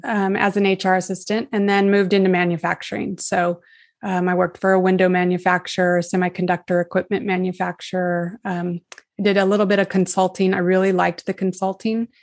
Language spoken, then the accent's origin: English; California, United States; I was born here in California fifty-two years ago.